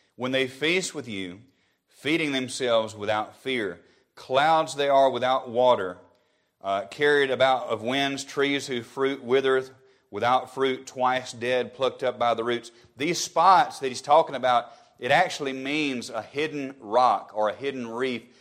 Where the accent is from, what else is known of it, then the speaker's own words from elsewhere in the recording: Alabama, United States; my home state of Alabama